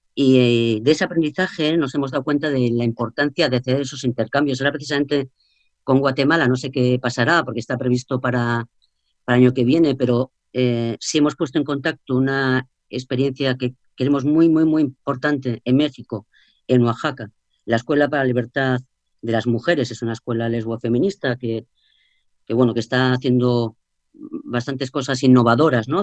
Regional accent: Spain

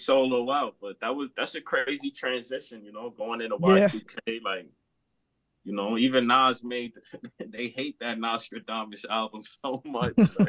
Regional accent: Corona, New York, United States; Because I'm from Corona. They're like the only rappers that blew up in Corona like that.

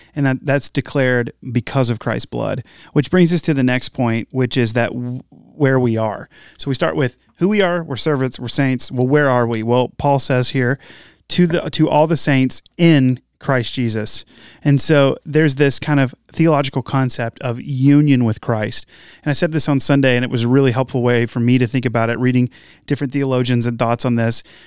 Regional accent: Morehead City, North Carolina, United States; I've lived here, I've lived in North Carolina for, I grew up here

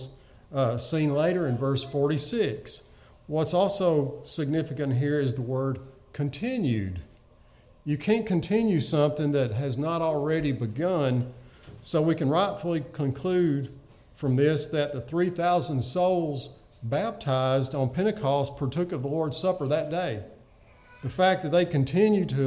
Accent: the rural South, United States; growing up in the rural South

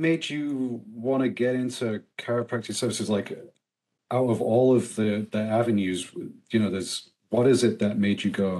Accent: England, United Kingdom; now in United States; I came from England. I'm still trying to figure some of this stuff out.

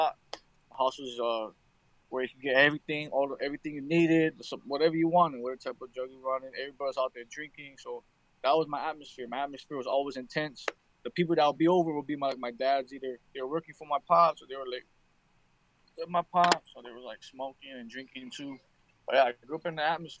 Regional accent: Waipahu, Hawaii, United States; I was born and raised in this beautiful island of Hawaii.

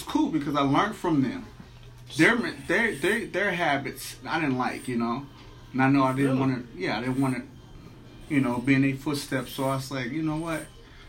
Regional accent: Los Angeles, California, United States; growing up in South Central

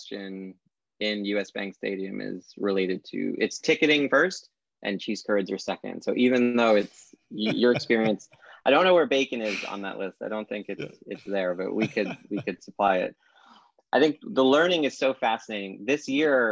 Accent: New York City, New York, United States; I grew up in Brooklyn

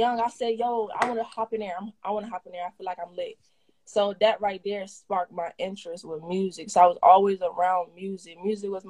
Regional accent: Norfolk, Virginia, United States; I'm from Norfolk, for sure.

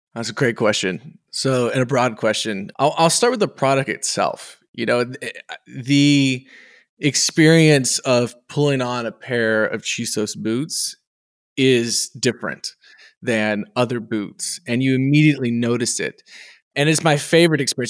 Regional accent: Texas, United States; as a Texan

